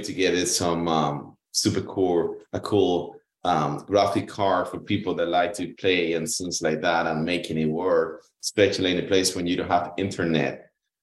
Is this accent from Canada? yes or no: no; Cuba; moved away as an adult; I was born in Cuba. You know, I went to school all the way to college in there.